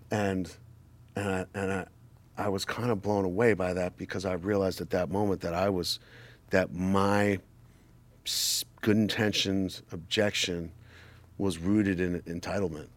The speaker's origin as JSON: {"language": "English", "region": "New York", "country": "United States", "said": "I'm from New York"}